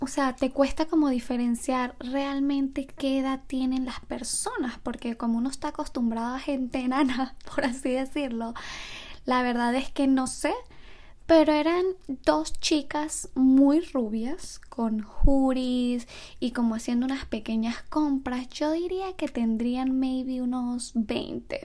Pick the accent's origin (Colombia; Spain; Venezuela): Venezuela; moved away; also born or lived in Ecuador; los que somos de Venezuela